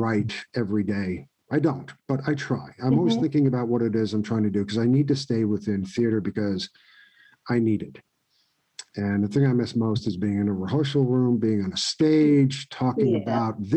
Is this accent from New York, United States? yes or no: yes; New York City, New York, United States; also born or lived in Ithaca, New York; I come from New York City where, you know, we live on crowded subway trains in 100-degree heat.